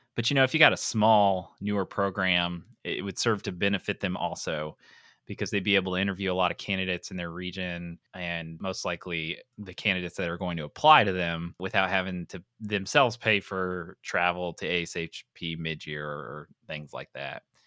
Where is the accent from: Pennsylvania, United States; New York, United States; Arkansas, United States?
Pennsylvania, United States; that is my home state